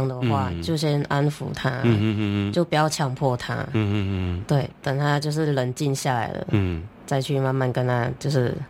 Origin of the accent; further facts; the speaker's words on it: Malaysia; moved away as an adult; now in Taiwan; 其实我是马来西亚人